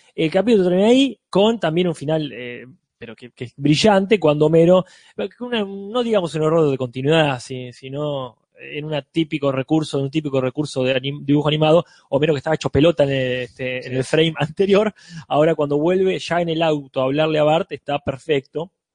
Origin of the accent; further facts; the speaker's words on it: Argentina; Nosotros como argentinos